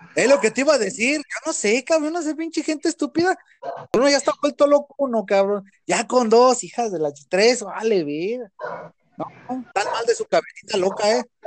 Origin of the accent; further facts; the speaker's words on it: Mexico; yo lo digo aquí en mi país